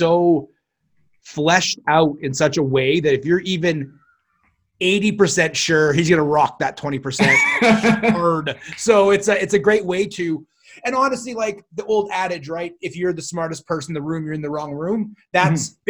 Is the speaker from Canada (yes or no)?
yes; Canada; I'm Canadian